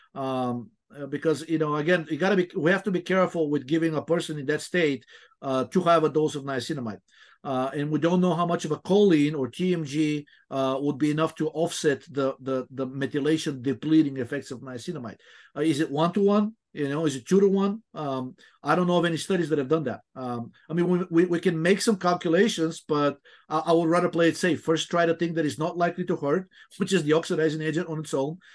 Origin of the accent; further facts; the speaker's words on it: Bulgaria; moved away; I remember when I was growing up in, I'm originally from Bulgaria, it was still a communist country.